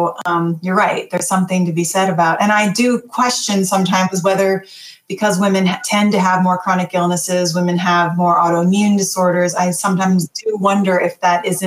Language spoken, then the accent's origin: English; Wisconsin, United States; I grew up in Wisconsin